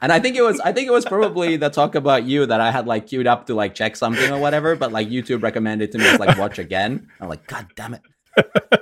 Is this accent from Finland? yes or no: yes; Finland; I'm from Finland